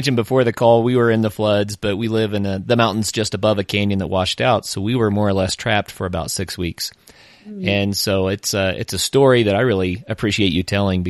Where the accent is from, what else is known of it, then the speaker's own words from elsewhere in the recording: Tahlequah, Oklahoma, United States; I grew up in Tahlequah